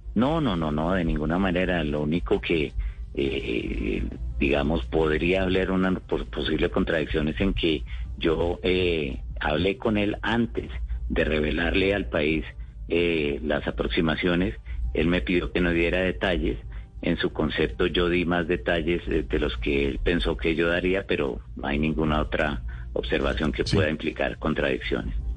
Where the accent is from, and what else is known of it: Colombia